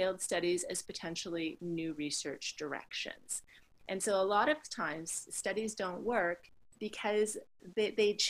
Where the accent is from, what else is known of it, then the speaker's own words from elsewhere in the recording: Canada; being a Canadian